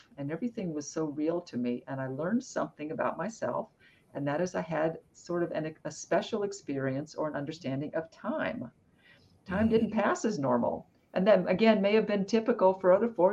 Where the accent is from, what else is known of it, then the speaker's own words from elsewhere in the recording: Arizona, United States; I grew up in Arizona